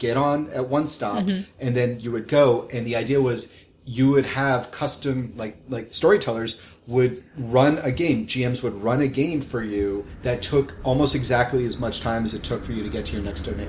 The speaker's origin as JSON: {"language": "English", "region": "New England", "country": "United States", "said": "I'm from New England."}